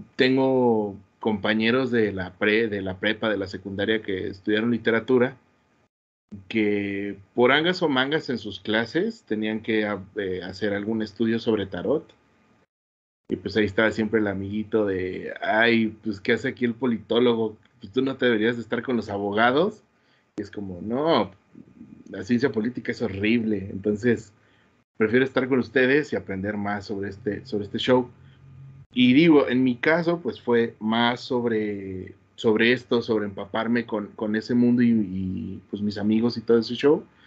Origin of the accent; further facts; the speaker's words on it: Querétaro, Mexico; como queretano que soy